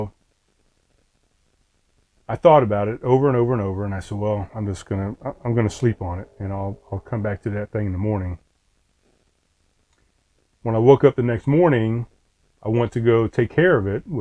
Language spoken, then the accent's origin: English; East Coast, United States; moved away as an adult; also born or lived in South Carolina; I grew up on the East Coast.